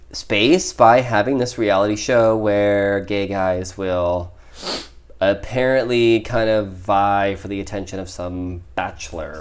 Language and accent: English; Midwest, United States; I'm from the Midwest